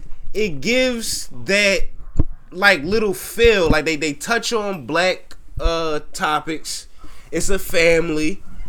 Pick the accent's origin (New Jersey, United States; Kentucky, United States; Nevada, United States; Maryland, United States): Maryland, United States; Baltimore; growing up in Baltimore